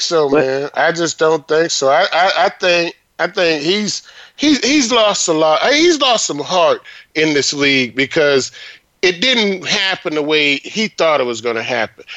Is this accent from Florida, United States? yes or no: yes; Florida, United States; I'm from Florida